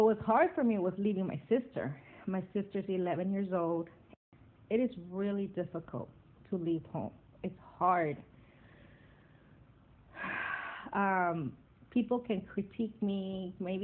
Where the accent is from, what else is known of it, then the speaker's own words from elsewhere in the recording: Wilmington, California, United States; moved away as an adult; also born or lived in Santa Cruz; I'm from Wilmington.